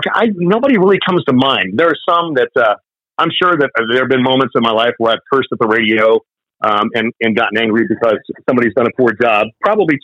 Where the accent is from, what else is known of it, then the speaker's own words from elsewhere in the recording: Indianapolis, Indiana, United States; I was born and raised in Indianapolis